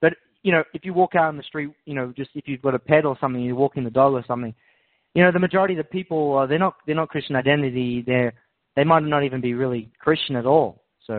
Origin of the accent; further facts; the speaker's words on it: Scotland, United Kingdom; Well, apparently I'm a Scottish Jew.